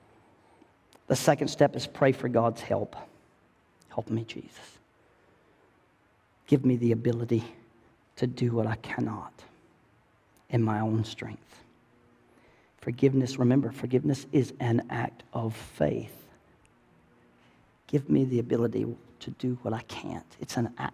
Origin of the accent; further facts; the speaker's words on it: the South, United States; I'm from the South